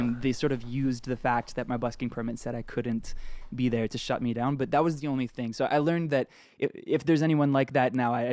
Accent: Edmonton, Alberta, Canada; also born or lived in Vancouver, British Columbia; now in Toronto, Canada; I grew up in Edmonton, Alberta, and I lived in Vancouver

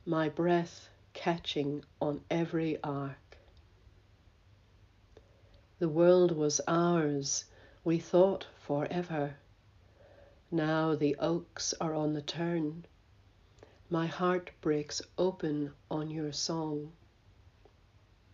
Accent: Belfast, Northern Ireland, United Kingdom; now in Australia; I live in Australia, but I was born in Belfast

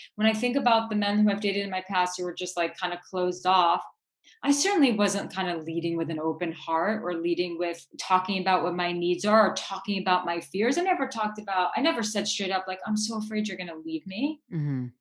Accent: New York City, New York, United States; Like I grew up in New York City. I born and raised Manhattanite

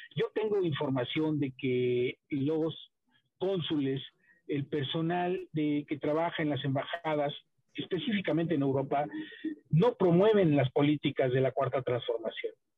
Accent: Oaxaca, Mexico; yo, que soy de Oaxaca

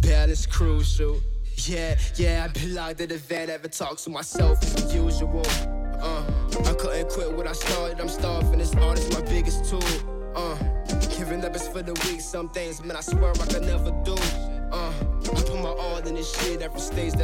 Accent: New Orleans, Louisiana, United States; I'm from the West Bank, from New Orleans.

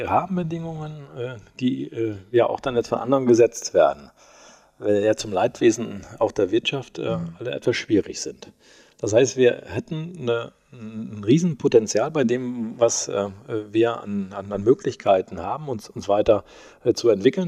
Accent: Holzhausen, Germany; moved away as an adult; also born or lived in Osnabrück; now in Soest, Germany; in Holzhausen, wo ich herkomme

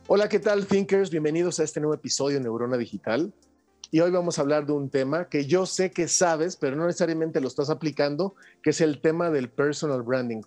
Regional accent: Mexico; como latinos, como mexicanos

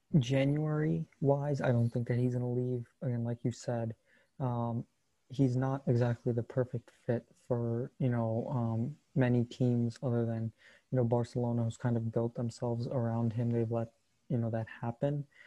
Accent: United States; as an American

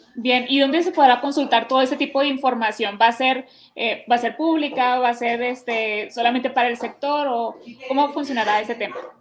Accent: Hermosillo, Sonora, Mexico; yo te cuento que soy de Sonora, ¿no? Soy del de, Hermosillo, Sonora

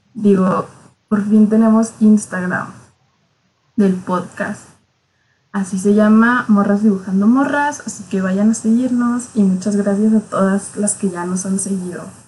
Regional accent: Chihuahua, Mexico; somos de Chihuahua

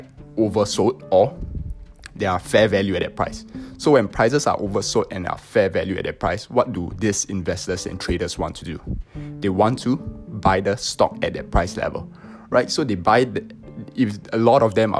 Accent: Singapore; So I'm from Singapore

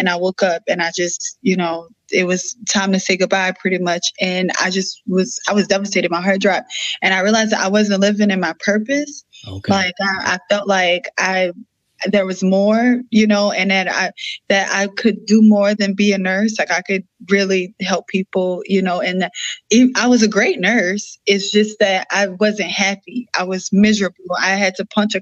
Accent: New Orleans, Louisiana, United States; I'm from New Orleans.

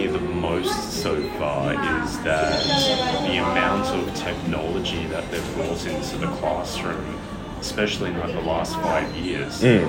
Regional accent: Australia; moved away as an adult; now in Japan; from Australia.

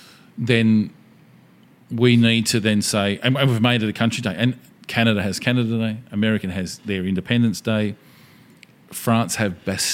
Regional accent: Australia

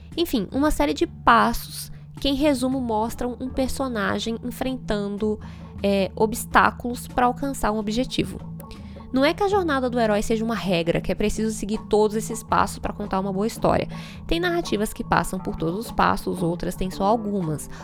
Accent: Brasília, Federal District, Brazil; moved away; Eu não nasci em Brasília, mas a cidade faz parte da minha história. Então eu fico um pouco com preguiça quando eu digo que vim de Brasília

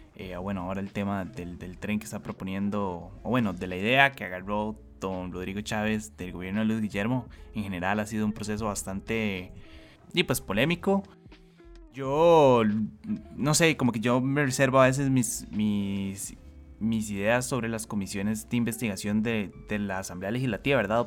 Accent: Costa Rica; como costarricenses

